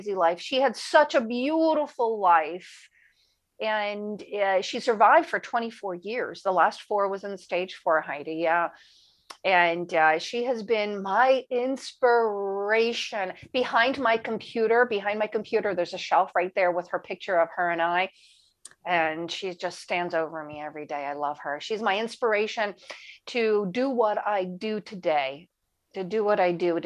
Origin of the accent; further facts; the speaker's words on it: New Jersey, United States; moved away as an adult; also born or lived in Italy / Maryland; So I moved back to the States and I lived with my sister in Maryland. I'm from New Jersey